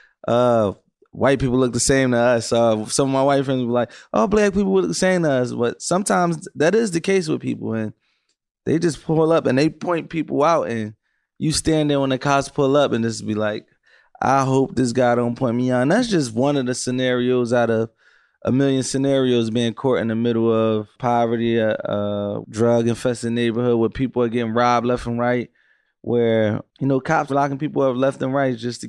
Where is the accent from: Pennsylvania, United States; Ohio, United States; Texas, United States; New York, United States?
Pennsylvania, United States; Philadelphia; I come from Philadelphia, actually the North Philadelphia, which now is like called the Temple area. And, you know, we grew up in environments